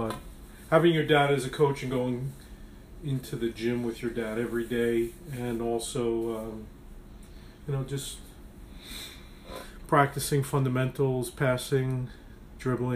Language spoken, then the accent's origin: English; New York City, New York, United States; I grew up in the Bronx in the Pelham Parkway section